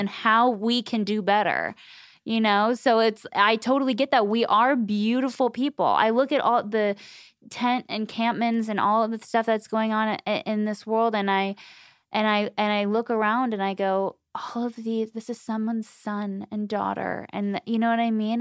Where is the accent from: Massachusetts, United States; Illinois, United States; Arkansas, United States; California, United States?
California, United States; Southern; I grew up in Southern California